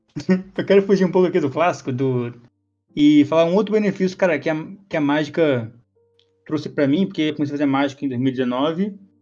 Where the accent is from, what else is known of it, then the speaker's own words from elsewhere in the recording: Rio de Janeiro, Brazil; Eu sou carioca